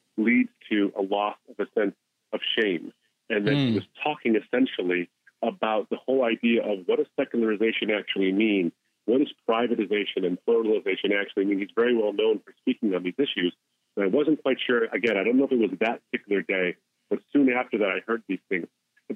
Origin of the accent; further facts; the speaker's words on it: New Jersey, United States; born and raised in the States, come from a Muslim background, have an Arab heritage